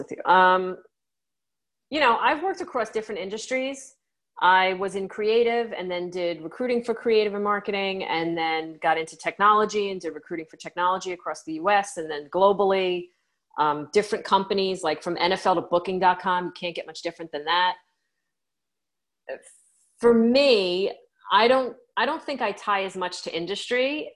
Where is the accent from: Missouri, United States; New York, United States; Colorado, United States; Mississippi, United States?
New York, United States; I'm a New Yorker